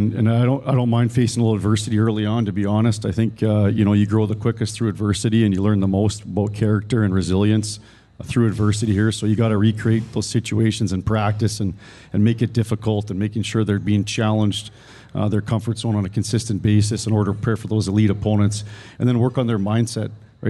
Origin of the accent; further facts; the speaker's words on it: Canada; And I came from Canada and didn't really know any better